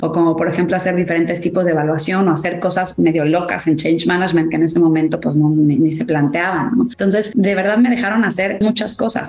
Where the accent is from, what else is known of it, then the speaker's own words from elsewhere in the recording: Mexico; now in United States; yo siento que sí soy mexicana, pero me siento más ciudadana del mundo